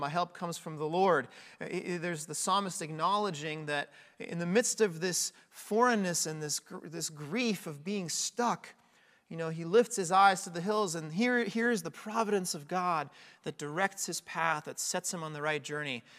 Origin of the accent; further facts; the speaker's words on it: United States; now in Northeast Ohio, United States; being an American